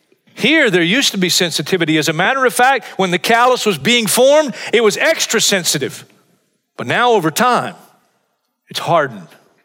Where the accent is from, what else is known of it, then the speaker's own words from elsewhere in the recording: Hartsville, South Carolina, United States; in my hometown of Hartsville, South Carolina.